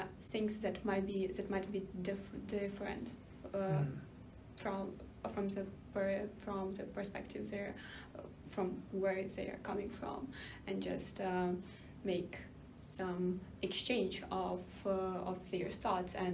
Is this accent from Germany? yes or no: no; Ukraine; I'm from Ukraine